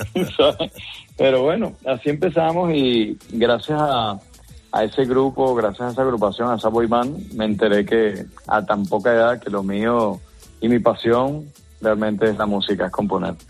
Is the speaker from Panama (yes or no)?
no; Venezuela; moved away; soy venezolano